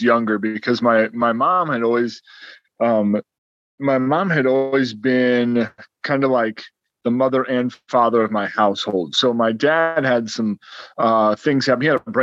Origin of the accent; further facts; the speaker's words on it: Ohio, United States; We're from Ohio